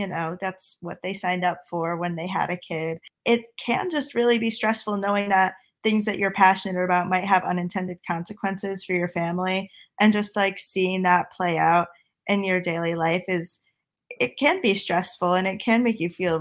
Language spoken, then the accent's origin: English; Connecticut, United States; I'm from Connecticut. I'm a current senior in high school.